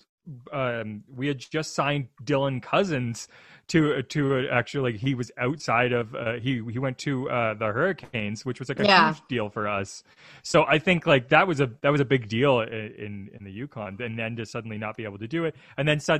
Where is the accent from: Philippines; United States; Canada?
Canada; we grow up, standing at attention to both the Canadian national anthem